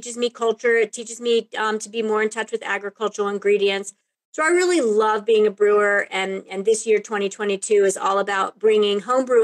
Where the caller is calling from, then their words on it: Lyons, Colorado, United States; I am talking from Lyons, Colorado, which is my home, a little bit outside of Boulder, Colorado